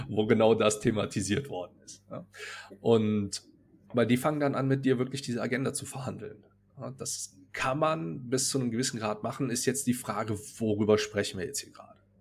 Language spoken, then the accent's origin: German; North Rhine-Westphalia, Germany; accent: Rhenish; aus der Ecke, aus der ich ursprünglich herkomme, man hört es vielleicht so ein bisschen, ich bin aus dem Rheinischen.